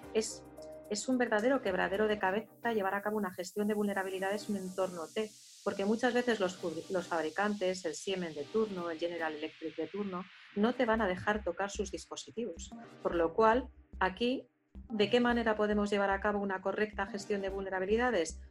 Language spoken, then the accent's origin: Spanish; Basque Country, Spain; uno de mi tierra